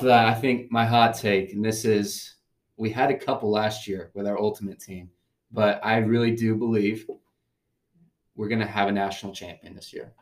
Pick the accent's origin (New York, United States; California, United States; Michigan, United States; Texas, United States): Texas, United States; Tyler; I am from Tyler, Texas, good old East Texas